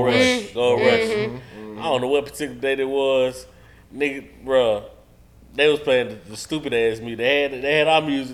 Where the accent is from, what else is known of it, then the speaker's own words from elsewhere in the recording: Atlanta, Georgia, United States; I'm from Atlanta